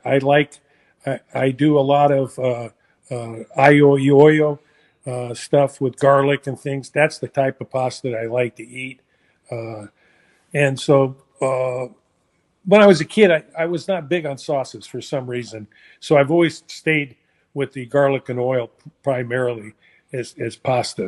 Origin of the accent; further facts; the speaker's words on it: San Francisco, California, United States; I was born in San Francisco